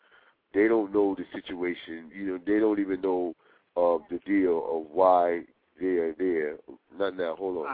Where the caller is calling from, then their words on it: New York City, New York, United States; I'm calling from Brooklyn.